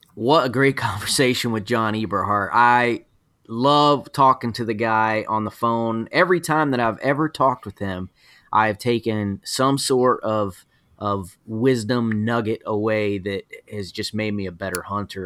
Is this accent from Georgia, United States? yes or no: yes; Georgia, United States; I'm from Georgia